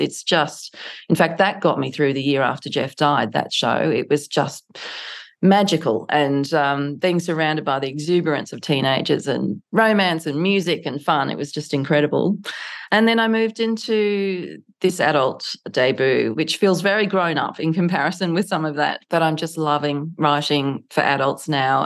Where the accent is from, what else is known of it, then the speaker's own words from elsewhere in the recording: Canberra, Australian Capital Territory, Australia; my hometown of Canberra